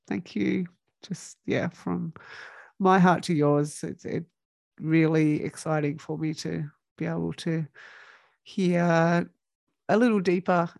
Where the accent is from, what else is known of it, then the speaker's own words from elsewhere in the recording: Australia; accent: Aussie; my Aussie accent